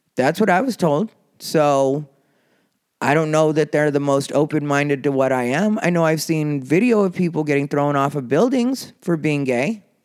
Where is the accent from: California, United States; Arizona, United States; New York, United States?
Arizona, United States; Casa Grande; growing up in Casa Grande, Arizona